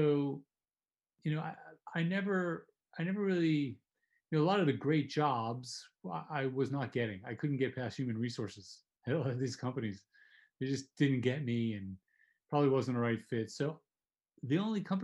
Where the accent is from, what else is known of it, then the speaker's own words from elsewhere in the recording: New Jersey, United States; New Jersey where I grew up